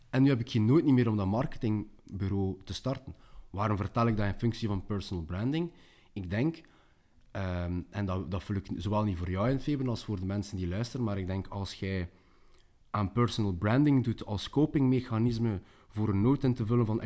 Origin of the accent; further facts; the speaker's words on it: West Flanders, Belgium; Uh, je komt zelf uit West-Vlaanderen, ik kom ook uit West-Vlaanderen, dat merkt u niet meer aan mijn dialect